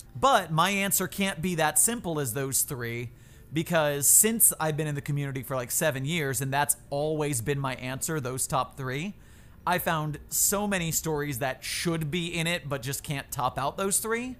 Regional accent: Florida, United States; moved away as an adult; now in San Francisco, United States; I'm from Florida

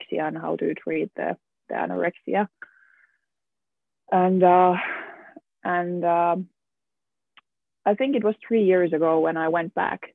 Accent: Lahti, Päijät-Häme, Finland; moved away as an adult; also born or lived in Luxembourg / Germany; now in Manchester, United Kingdom; I grew up in Lahti in Finland, and I have basically lived my whole life in here in Lahti

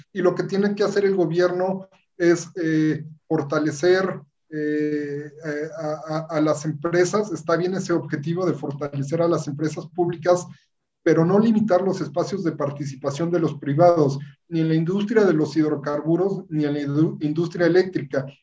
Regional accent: Mexico; somos todos los mexicanos

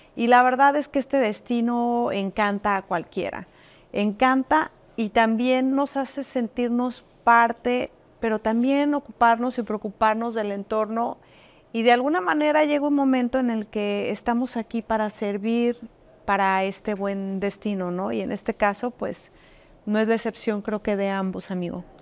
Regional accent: Arandas, Jalisco, Mexico; moved away as an adult; now in Puerto Vallarta, Mexico; yo soy de Arandas en Jalisco. Soy jalisciense, como bien lo dices, pero ya tengo 20 años en este

